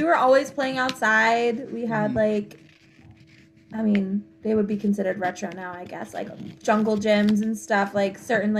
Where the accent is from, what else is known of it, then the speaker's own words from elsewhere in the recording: outside of Philadelphia, Pennsylvania, United States; moved away as an adult; Yeah, so I grew up outside of Philadelphia